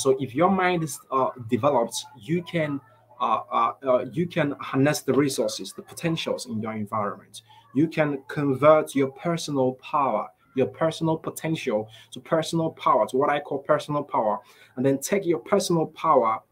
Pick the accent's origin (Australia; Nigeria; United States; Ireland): Nigeria; I grew up here in Nigeria, and growing up here in Nigeria